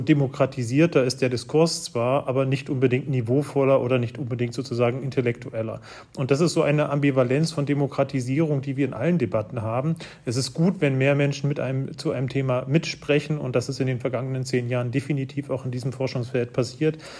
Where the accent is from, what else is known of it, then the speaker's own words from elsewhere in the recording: Arnstadt, Thuringia, Germany; Das ist die Stadt, in der ich aufgewachsen bin. Ich stamme aus Thüringen, bin in einem Dorf aufgewachsen und in Arnstadt auf die Schule gegangen